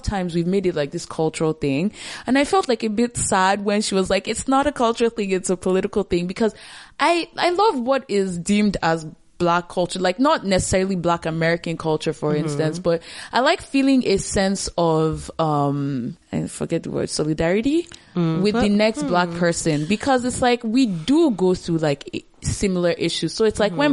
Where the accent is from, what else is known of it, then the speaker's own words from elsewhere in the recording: Nigeria; moved away as an adult; now in Canada; being like Nigerian, I moved here recently